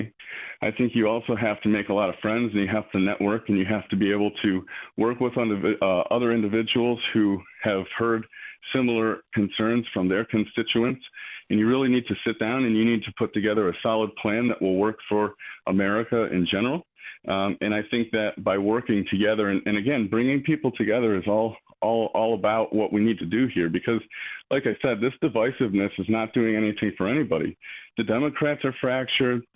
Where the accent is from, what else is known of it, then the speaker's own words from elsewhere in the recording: Michigan, United States; now in Georgia, United States; We have people in my hometown of Michigan